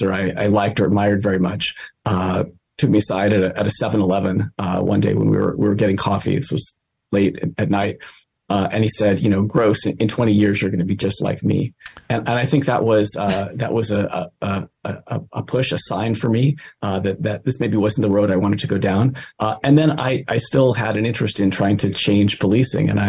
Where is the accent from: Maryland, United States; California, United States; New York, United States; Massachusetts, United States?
California, United States; East Bay; I grew up in the East Bay